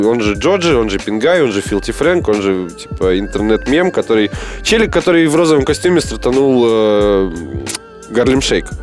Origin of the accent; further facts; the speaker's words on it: Omsk, Omsk Oblast, Russia; в родном городе на бесплатный около СКК имени Блинова